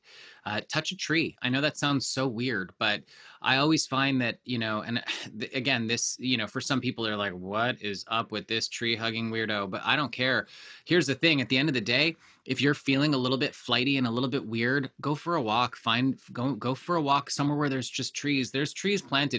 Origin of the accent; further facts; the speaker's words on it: Canada; I grew up in Canada, of course.